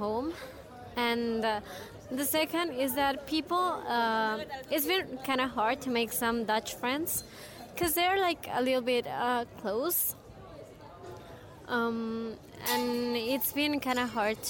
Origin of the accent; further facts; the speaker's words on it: Mexico City, Mexico; moved away as an adult; now in Netherlands; I am from Mexico City